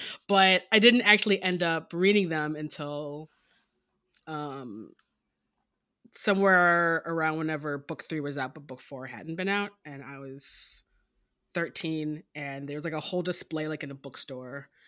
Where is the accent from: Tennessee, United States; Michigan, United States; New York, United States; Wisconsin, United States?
Michigan, United States; Detroit; Well, I am from Detroit, and which is part of my username